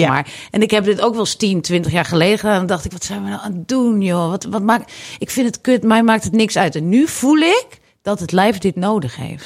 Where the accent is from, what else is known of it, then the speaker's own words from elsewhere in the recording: Netherlands; Ik ben gewoon een Hollandse vrouw